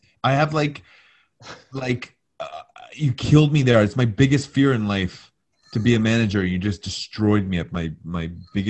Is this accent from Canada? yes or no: yes; Canada; I'm Canadian